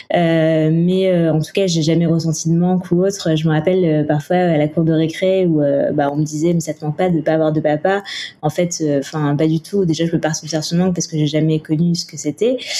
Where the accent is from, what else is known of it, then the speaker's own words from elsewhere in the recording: Toulouse, Occitania, France; now in Paris, France; je suis originaire de Toulouse et aujourd'hui, euh, je vis, euh, je vis à Paris.